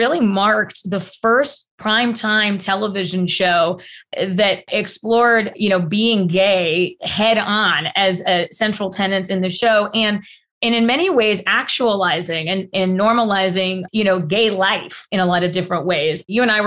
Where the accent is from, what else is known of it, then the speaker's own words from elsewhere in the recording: Atlanta, Georgia, United States; growing up in Atlanta, Georgia